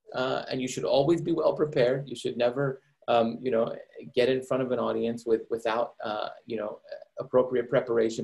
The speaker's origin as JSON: {"language": "English", "region": "Maryland", "country": "United States", "tie": "born or raised there", "also_born_or_lived": "Iran", "said": "growing up in the United States"}